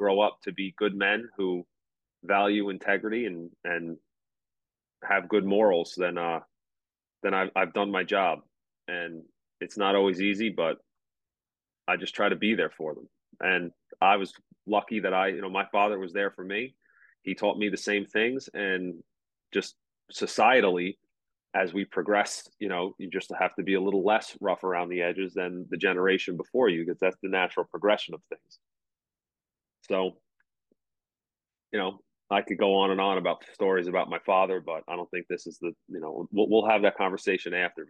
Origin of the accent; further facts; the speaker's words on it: United States; also born or lived in Kent Island, Maryland; now in Baltimore County, United States; I grew up in Suffolk County